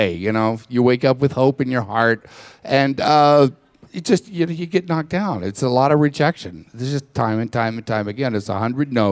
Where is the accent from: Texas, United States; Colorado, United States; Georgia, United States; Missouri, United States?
Texas, United States; I grew up in Texas with the cowboy thing